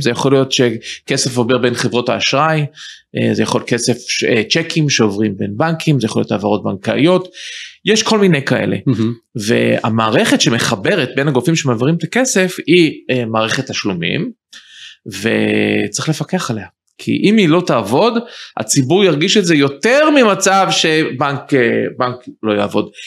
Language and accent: Hebrew; United States; moved away as an adult; also born or lived in Israel / New York; now in Ramat HaSharon, Israel; גדלתי בארצות הברית, אני למדתי משפטים וחזרתי ארצה ממש באמצע שנות ה-20